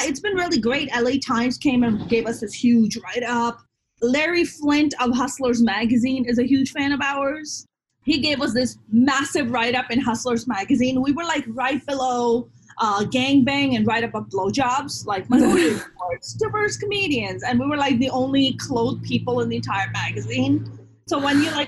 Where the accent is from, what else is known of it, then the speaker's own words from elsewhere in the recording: Pakistan; now in Los Angeles, United States; I'm Muslim, I'm Pakistani